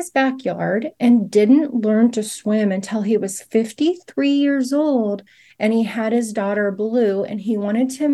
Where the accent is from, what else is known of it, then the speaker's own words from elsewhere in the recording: Fresno, California, United States; moved away as an adult; I grew up in Fresno. I went to Fresno High School.